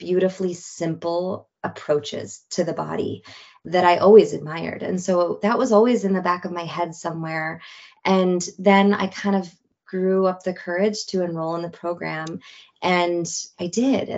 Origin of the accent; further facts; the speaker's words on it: Marin, California, United States; growing up in Marin